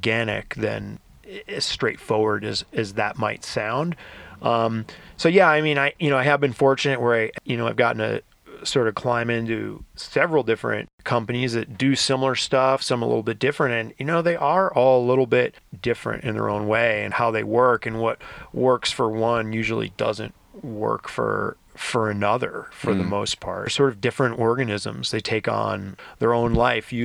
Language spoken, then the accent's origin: English; outside of New York City, United States; now in Smith Rock, United States; I grew up outside of New York City on the East Coast